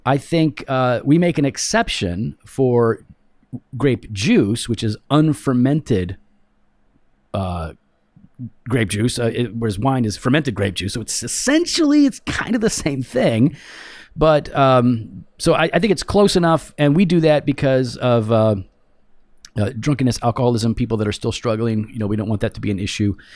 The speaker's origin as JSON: {"language": "English", "country": "United States", "said": "I am an American in America"}